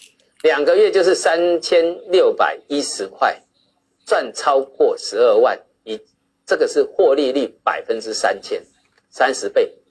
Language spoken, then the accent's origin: Chinese; China; 我常常讲啊，我们是，我们中国人是有钱到被人家笑，真的是这样。